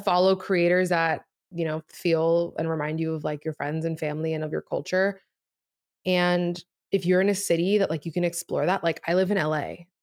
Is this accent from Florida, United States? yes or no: yes; Miami, Florida, United States; first language Spanish; English is a second language; moved away as an adult; also born or lived in New York; Spanish was my first language, and then, obviously, just, like, growing up in Miami